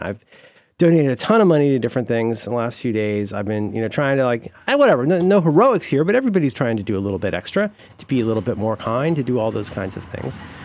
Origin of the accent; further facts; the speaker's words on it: Florida, United States; I grew up in Florida